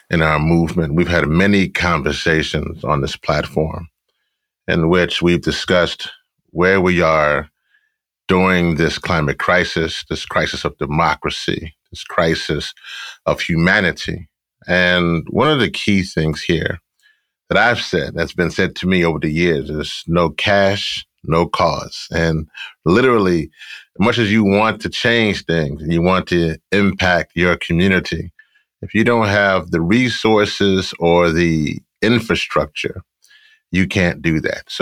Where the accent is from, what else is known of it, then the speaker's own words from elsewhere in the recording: Shreveport, Louisiana, United States; I was born in Shreveport, Louisiana.